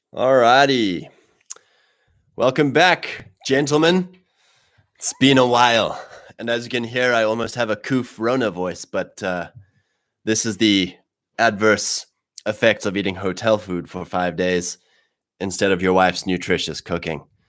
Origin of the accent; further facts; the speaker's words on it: Drakensberg, KwaZulu-Natal, South Africa; in my area, where I grew up in the Drakensberg